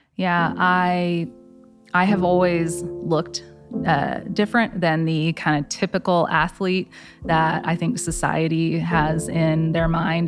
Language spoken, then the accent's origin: English; Flower Mound, Texas, United States; I grew up in Flower Mound. I, born and raised